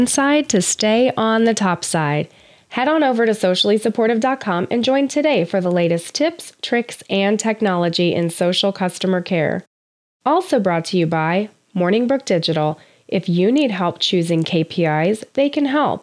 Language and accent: English; United States; as a United States citizen